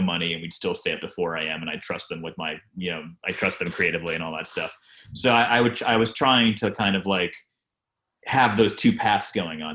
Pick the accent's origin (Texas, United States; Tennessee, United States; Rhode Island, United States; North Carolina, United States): Rhode Island, United States; I grew up in Rhode Island